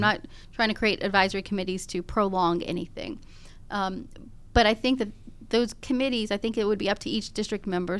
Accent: Gwinnett County, Georgia, United States; Gwinnett County, I was born and raised in Gwinnett County

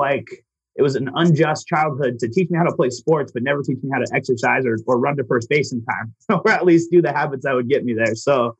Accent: Tucson, Arizona, United States; also born or lived in Sierra Vista, Arizona / Huachuca City, Arizona; So I am from Sierra Vista, Arizona, small town down south here locally. I was actually kind of raised my first 5 years of life in Wachuca City, which is a real small town. And then moved to Tucson, grew up there

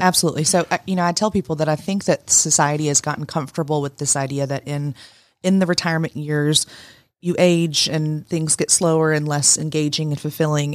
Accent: Woodstock, Georgia, United States; now in Rome, United States; I'm from Woodstock, Canton

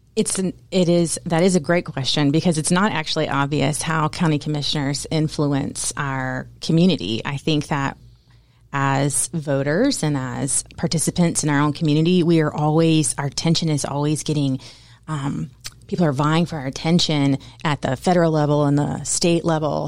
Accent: Woodstock, Georgia, United States; I am from Woodstock, Georgia. We live in downtown Woodstock

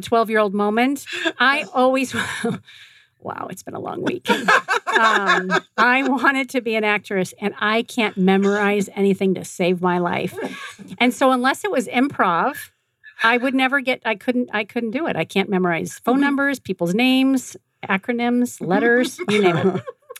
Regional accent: Belmont, California, United States; That's my hometown. I grew up in that area.

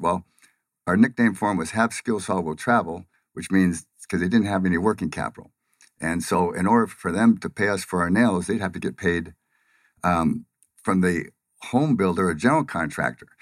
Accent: Pomona, California, United States; moved away as an adult; now in Phoenix, United States; from Pomona, California, which is, uh, a, well, saying it's a lower middle class, uh, area is giving it a lot of credit

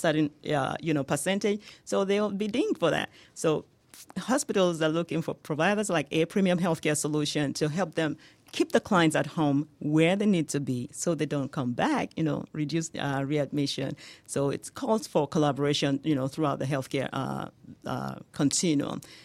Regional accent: Nigeria; accent: Nigerian; moved away as an adult; now in United States; you can hear my accent, right? Yes. Yeah, that is from Nigeria.

